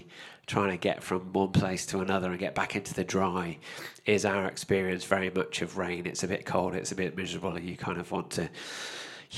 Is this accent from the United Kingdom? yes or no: yes; United Kingdom; me as a Brit